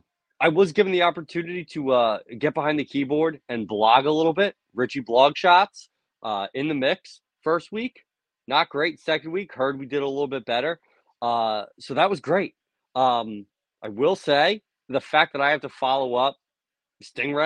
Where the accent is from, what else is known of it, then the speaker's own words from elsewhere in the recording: New Jersey, United States; I'm a kid from the north. I'm from Jersey